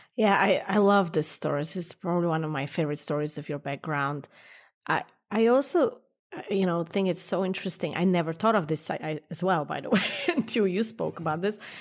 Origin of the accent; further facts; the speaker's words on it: New York, United States; as a New Yorker